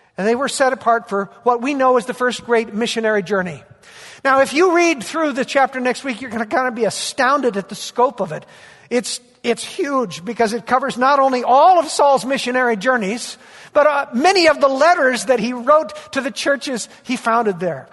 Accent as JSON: {"language": "English", "town": "Bakersfield", "region": "California", "country": "United States", "tie": "born or raised there", "moved": "yes", "said": "Bakersfield, my hometown, my, my roots"}